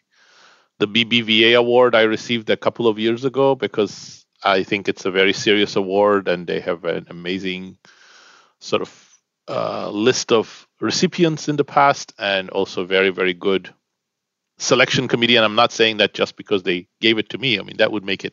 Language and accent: English; Istanbul, Turkey; moved away as an adult; also born or lived in United Kingdom; I was born in Istanbul, Turkey, and I grew up in Istanbul until the age of 19 when I moved to the UK to study